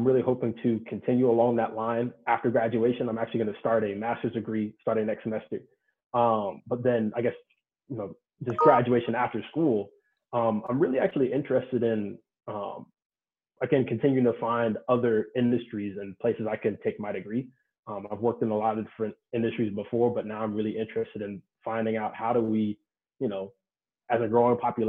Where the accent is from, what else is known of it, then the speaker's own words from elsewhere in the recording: Cary, North Carolina, United States; moved away as an adult; also born or lived in West Lafayette, Indiana; I'm from North Carolina, so I grew up in Cary, North Carolina, born and raised there